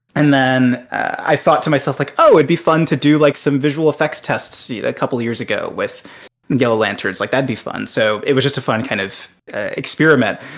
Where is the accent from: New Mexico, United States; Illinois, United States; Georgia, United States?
Georgia, United States; Atlanta; I'm also from Atlanta